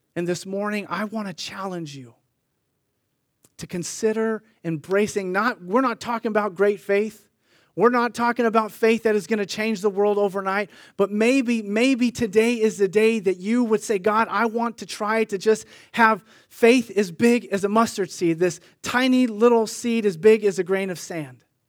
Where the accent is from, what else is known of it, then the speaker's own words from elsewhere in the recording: Sunnyvale, California, United States; My brother and I grew up in Sunnyvale